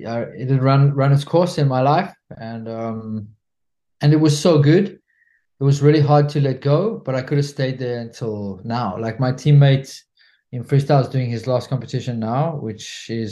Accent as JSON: {"language": "English", "country": "South Africa", "also_born_or_lived": "France", "moved": "yes", "lives_now": "Spain", "said": "I'm a South African national living in Spain"}